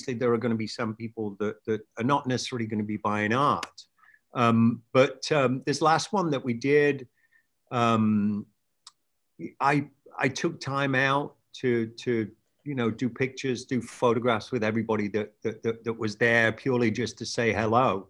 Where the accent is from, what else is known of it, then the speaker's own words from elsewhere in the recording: England, United Kingdom; moved away as an adult; now in California, United States; England, where I grew up